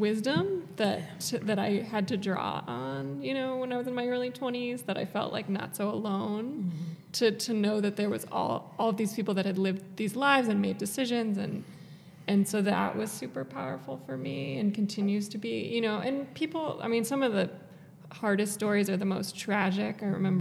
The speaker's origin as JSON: {"language": "English", "region": "New York", "country": "United States", "said": "we're from New York. My parents live on the coast"}